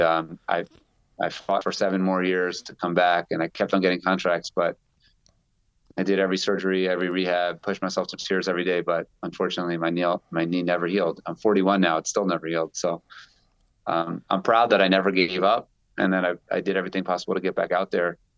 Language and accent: English; Baltimore, Maryland, United States; I grew up in Baltimore